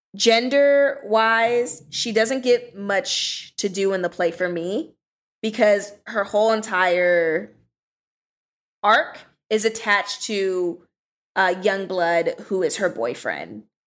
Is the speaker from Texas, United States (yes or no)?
no; Southern California, United States; now in Washington, D.C., United States; I'm from California, Southern California, and sort of the neighborhood that I grew up